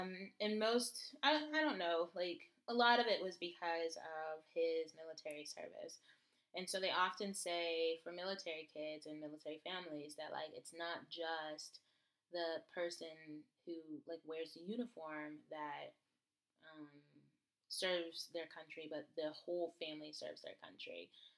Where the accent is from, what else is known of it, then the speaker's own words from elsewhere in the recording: United States; Yes, I am. I'm from America.